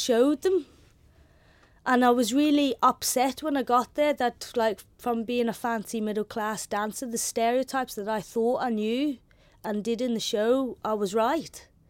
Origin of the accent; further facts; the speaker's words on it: Belfast, Northern Ireland, United Kingdom; accent: London; also born or lived in London / Holland; first I moved from London, and I had a London accent. in a school, all girls' school on the Falls Road